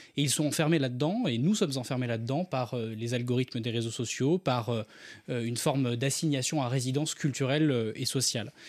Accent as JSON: {"language": "French", "area": "Ardèche", "region": "Auvergne-Rhône-Alpes", "country": "France", "tie": "born or raised there", "said": "j'ai grandi en Ardèche"}